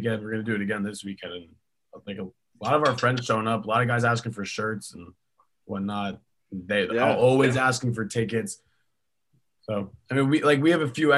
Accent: New York, United States; moved away as an adult; now in Knoxville, United States; I'm from New York

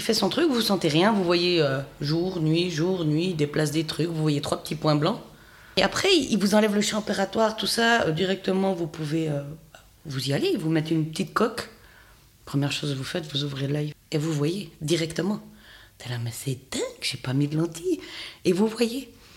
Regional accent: Fribourg, Switzerland; je viens du canton de Fribourg

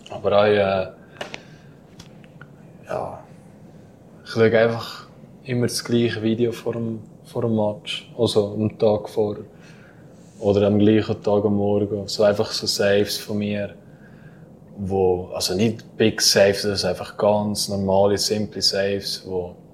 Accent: Valais, Switzerland; es geht zurück auf die Zeit, wo ich gerade auf Davos gewechselt habe. Mhm. Ja, dann kommst du als Walliser dann Brief und nachher äh, sagen alle, ja, red mal etwas

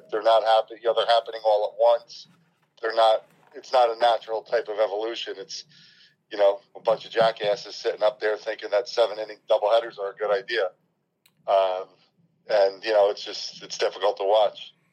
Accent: New Jersey, United States; I'm from North Jersey

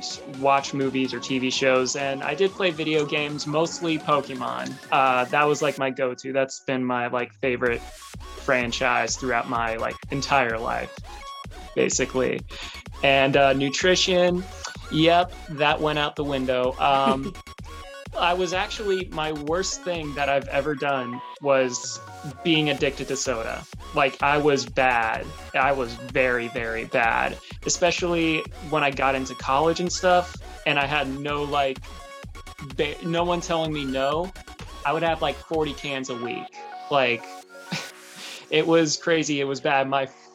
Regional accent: Florida, United States; also born or lived in Maryland; Yes, I was raised in Florida.

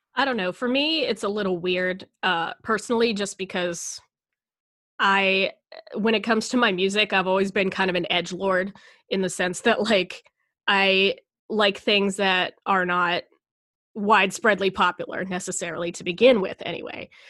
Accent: United States; I am proud to be American

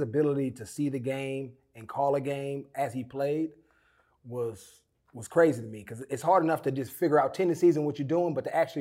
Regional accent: Oakland, California, United States; I grew up in Oakland

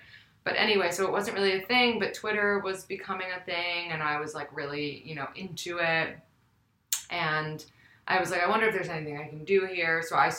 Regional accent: New York City, New York, United States; I'm from New York City, like yourself. and also went to Spence. We have that in common. And I'm 29.

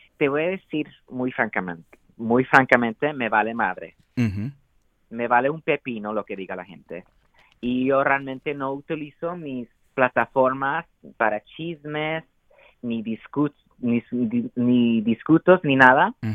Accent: United States; first language Spanish; aunque sea chicano y crecí aquí en los Estados Unidos

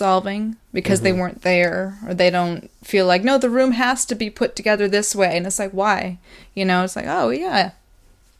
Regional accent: Wisconsin, United States; also born or lived in New York; now in Pasadena, United States; I'm from Wisconsin. I'm from a place where there's like a ton of seasons

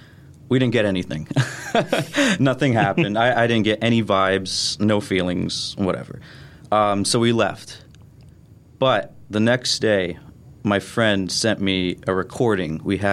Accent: Shickshinny, Pennsylvania, United States; I'm from Shikshini.

